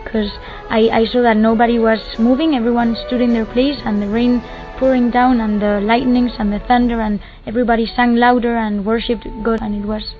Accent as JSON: {"language": "English", "town": "Madrid", "region": "Community of Madrid", "country": "Spain", "second_language": "English"}